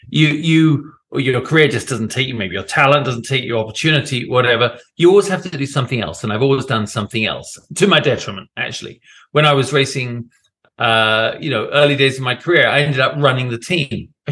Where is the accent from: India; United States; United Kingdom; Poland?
United Kingdom; as a British guy here, yeah, I mean, I I get hired for having being British, basically